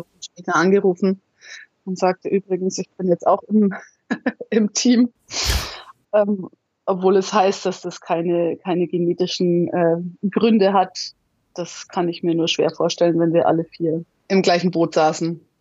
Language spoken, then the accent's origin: German; Munich, Bavaria, Germany; Ich bin in München geboren, die Alpen vor der Tür. Also ich war schon immer viel in den Bergen unterwegs